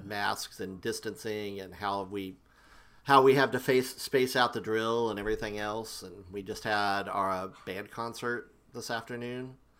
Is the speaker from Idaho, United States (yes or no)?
no; Oklahoma, United States; I grew up in Oklahoma.